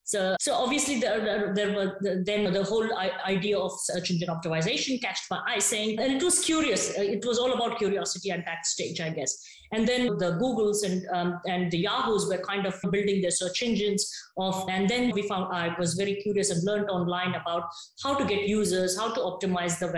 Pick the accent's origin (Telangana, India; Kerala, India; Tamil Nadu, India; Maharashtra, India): Telangana, India; Hyderabad; moved away as an adult; I'm from Hyderabad originally, from South India